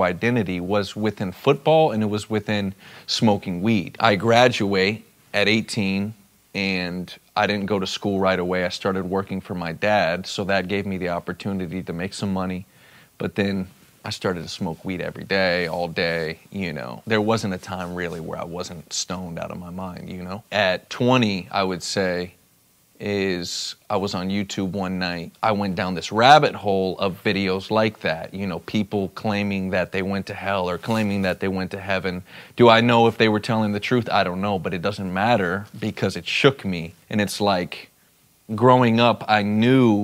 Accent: South Florida, United States; also born or lived in Dallas, Texas; I was born in Dallas, Texas, and moved to South Florida at a young age with my family

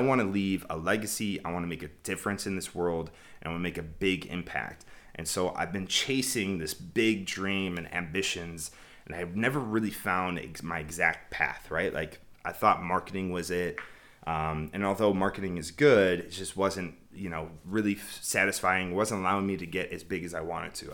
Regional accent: Chicago, Illinois, United States; moved away; I was born and raised in Chicago.

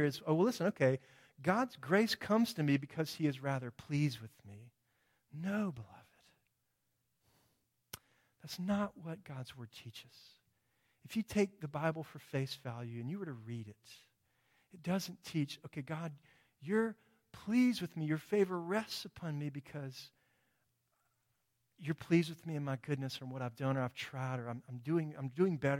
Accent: United States; I'm an American.

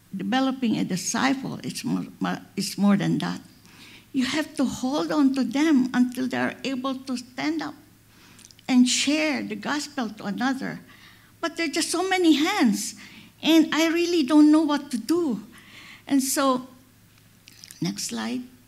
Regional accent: Philippines; I'm a Filipina

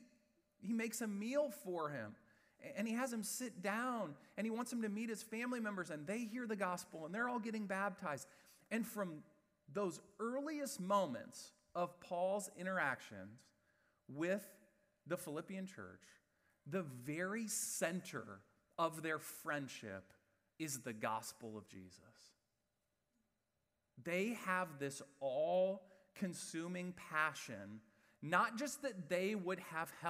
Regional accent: West Lafayette, Indiana, United States; I grew up in West Lafayette, Indiana

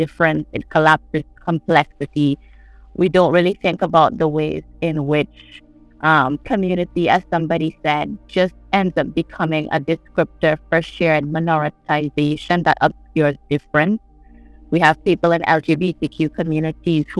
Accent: St. John's, Saint John, Antigua & Barbuda; I'm from St. John's. I live in the capital of Antigua and Barbuda.

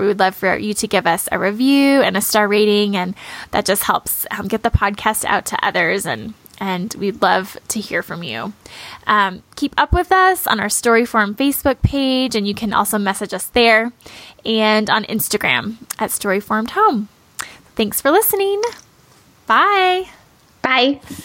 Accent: Midwest, United States; growing up in the Midwest

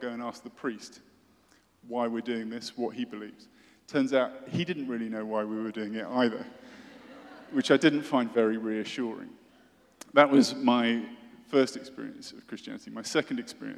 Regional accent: United Kingdom; I'm British, as you may guess, and I went to a British boarding school

